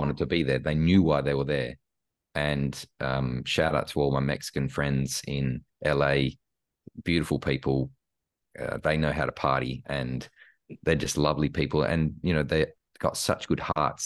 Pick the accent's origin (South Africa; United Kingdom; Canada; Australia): Australia; born or raised there; moved away as an adult; also born or lived in Karlsruhe, Germany / Los Angeles, United States